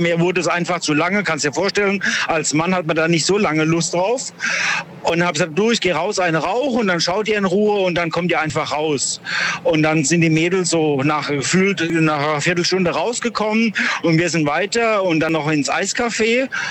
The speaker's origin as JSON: {"language": "German", "town": "Duisburg", "region": "North Rhine-Westphalia", "country": "Germany", "said": "ich komme auch aus Duisburg"}